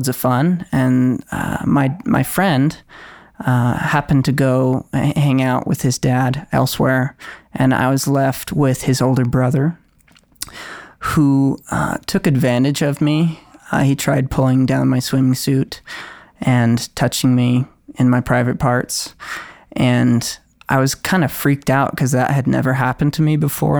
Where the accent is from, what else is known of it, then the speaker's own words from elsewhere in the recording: Utah, United States; also born or lived in California; And then we moved here to Utah when I was 8 and a half